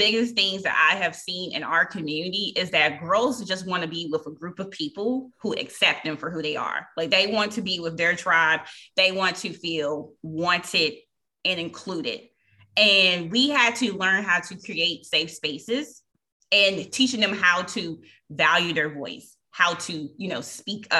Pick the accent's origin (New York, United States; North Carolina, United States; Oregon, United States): North Carolina, United States; Reidsville; Reesville, my hometown